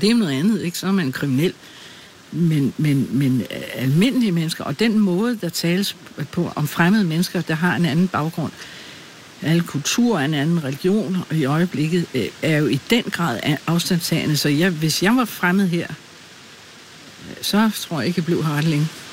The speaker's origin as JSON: {"language": "Danish", "town": "Birkerød", "region": "Capital Region of Denmark", "country": "Denmark", "tie": "born or raised there", "also_born_or_lived": "Glumsø / Holbæk", "moved": "as an adult", "said": "flyttede min mor og jeg til Birkerød, hvor jeg er vokset op"}